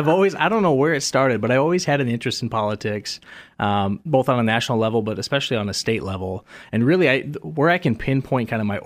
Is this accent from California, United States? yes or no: no; Rapid City, South Dakota, United States; also born or lived in Sioux Falls; So I'm a lifelong South Dakotan. I'm 30 years old. I was born here in Sioux Falls. I grew up primarily out in Rapid City on the western side of the state.